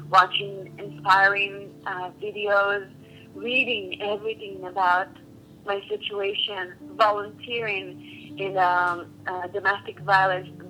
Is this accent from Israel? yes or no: yes; Israel; moved away as an adult; now in United States; I was born in Israel, and I came to the States about 14 years ago.